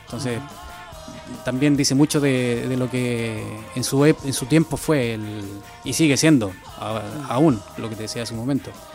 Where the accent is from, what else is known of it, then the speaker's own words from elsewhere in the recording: Teno, Maule, Chile; moved away as an adult; now in Basque Country, Spain; mi pueblo, Teno